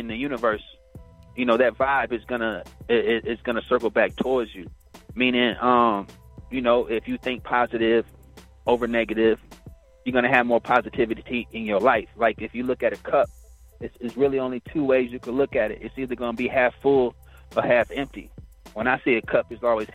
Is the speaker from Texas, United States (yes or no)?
yes; Killeen, Texas, United States; moved away as an adult; now in Atlanta, United States; my hometown of Killeen